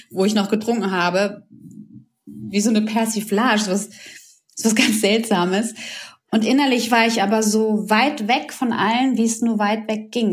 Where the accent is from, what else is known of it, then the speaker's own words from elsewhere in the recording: Croatia; moved away; Ich komme aus einem Land, aus Kroatien